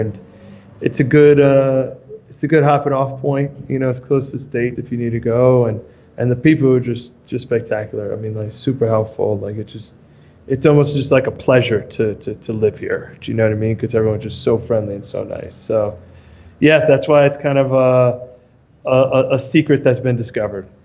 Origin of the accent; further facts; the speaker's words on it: New York, United States; moved away as an adult; also born or lived in Argentina; I'm from New York originally.